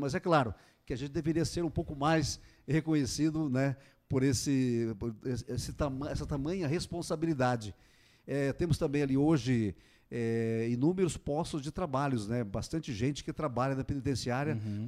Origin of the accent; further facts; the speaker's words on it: São João do Ivaí, Paraná, Brazil; moved away as an adult; also born or lived in Curitiba; Eu morava lá em São João do Ivaí, é, nasci em São João do Ivaí, que é uma cidadezinha pequena